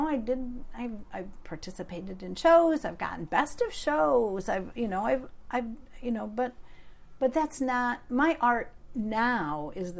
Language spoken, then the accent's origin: English; Midland, Michigan, United States; now in Upper Peninsula, United States; growing up in that particular town, because it was a really very wealthy town, but very pretentious town.